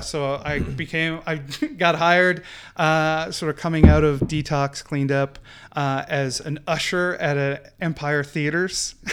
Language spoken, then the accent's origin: English; Newfoundland and Labrador, Canada; growing up in Newfoundland, we were part of the United Church